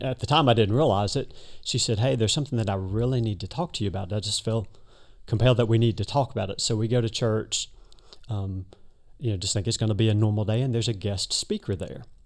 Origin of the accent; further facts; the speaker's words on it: Birmingham, Alabama, United States; moved away; Originally, I'm from Birmingham, Alabama